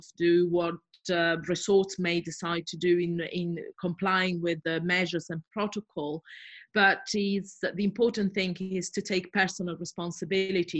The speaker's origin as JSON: {"language": "English", "region": "Southern Italy", "country": "Italy", "also_born_or_lived": "Brighton, United Kingdom", "moved": "as an adult", "lives_now": "United Kingdom", "said": "I'm originally from Italy, from southern Italy, and I moved to the UK as an Erasmus student"}